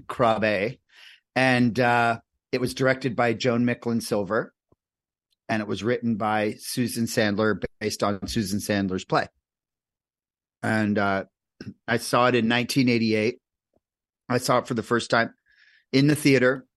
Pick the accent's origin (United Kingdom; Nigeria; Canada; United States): United States; New Jersey; I grew up in New Jersey